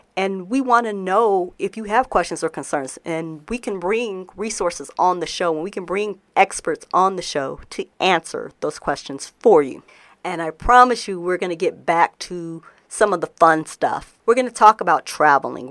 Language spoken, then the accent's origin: English; Denver, Colorado, United States; moved away; I'm recording in Denver, Colorado. I'm actually back in my hometown again